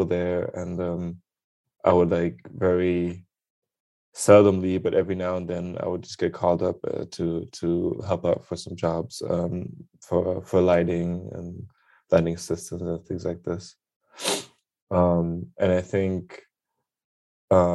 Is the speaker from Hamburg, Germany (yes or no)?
no; Berlin, Germany; English is a second language; also born or lived in London; I'm born and raised in Berlin, Germany. That's also where I am right now